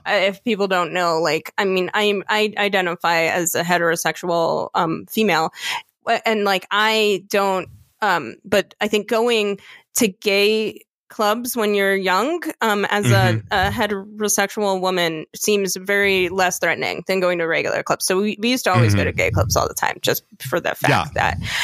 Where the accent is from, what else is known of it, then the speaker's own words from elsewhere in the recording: Orlando area, Florida, United States; moved away; I grew up in Cimarron's Gateway